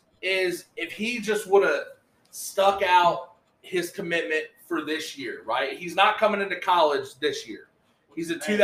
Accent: Texas, United States; As a kid growing up in Texas

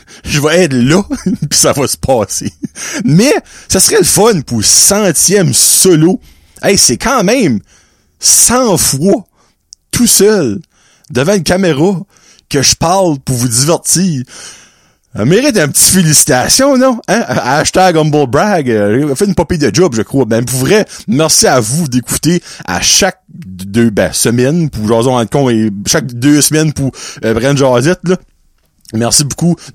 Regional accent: Quebec, Canada; Moi je viens du Québec

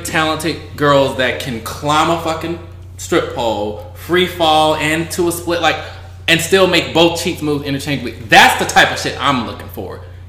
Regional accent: the South, United States; I'm from the South.

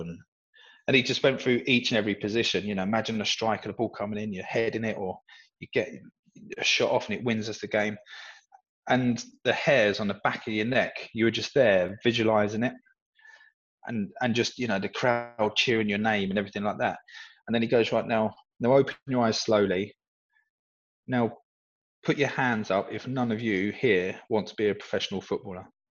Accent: Peacehaven, South East England, United Kingdom; moved away; where I grew up in Peacehaven

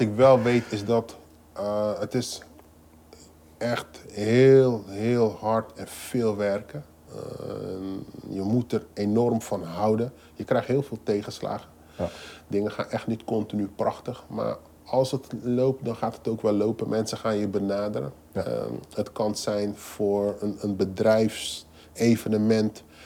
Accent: Rotterdam, South Holland, Netherlands; Ik ben geboren en getogen in Rotterdam

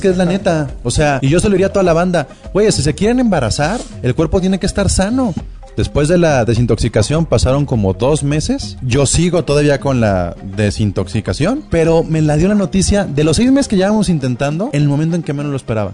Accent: Guadalajara, Jalisco, Mexico; una sociedad como la tapatía

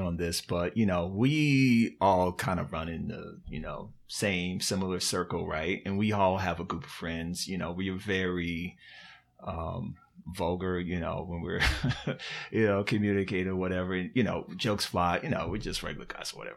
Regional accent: Virginia, United States; moved away; I'm from Virginia

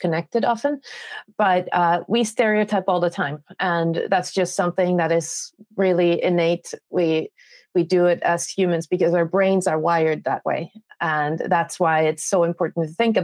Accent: Finland; I am from Finland

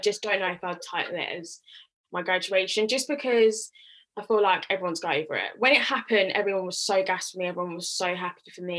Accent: Nigeria; I'm a Nigerian girl, and you know, university is like a big deal.

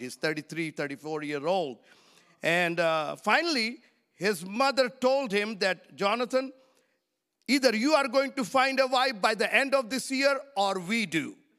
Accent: India; I come from India

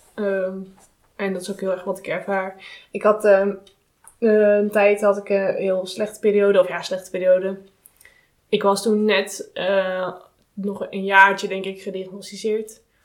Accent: Netherlands; wij als Nederlanders

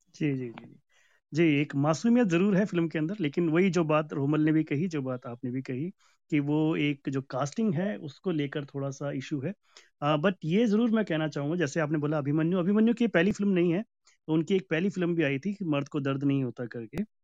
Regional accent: Kerala, India; मैं भी केरला uh, से बिलोंग करता हूँ तो मैं भी एक साउथ का आदमी हूँ

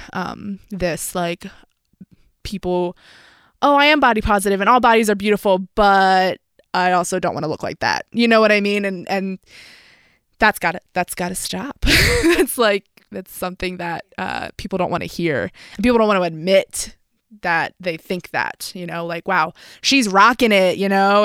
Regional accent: Philadelphia, Pennsylvania, United States; I'm from Philadelphia

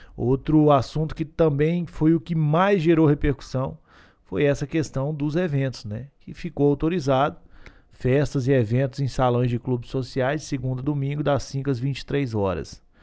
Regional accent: Gurinhatã, Minas Gerais, Brazil; Eu que sou do Guniatã, nascido e criado, não consigo viver nesse frio

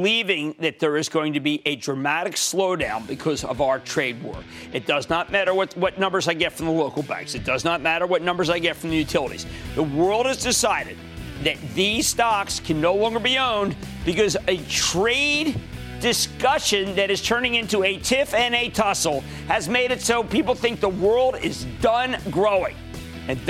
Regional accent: New Jersey, United States; my home state of New Jersey

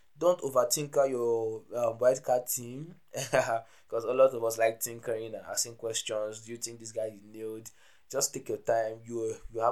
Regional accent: Nigeria; I'm an African brother, I'm a Nigerian

